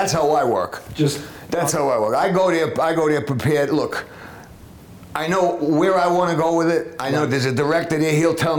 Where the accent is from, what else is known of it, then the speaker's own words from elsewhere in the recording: New York City, New York, United States; also born or lived in Florida; I grew up in the one up in East Harlem. And we talked about the old days in New York, growing up in New York City.